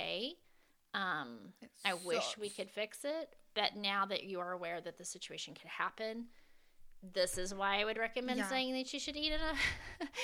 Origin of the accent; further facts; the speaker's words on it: the South, United States; I'm a Southerner